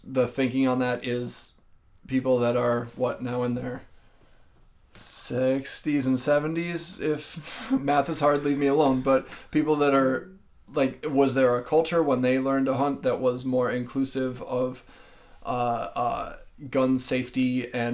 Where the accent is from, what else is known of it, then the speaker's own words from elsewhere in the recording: Minnesota, United States; I'm from Minnesota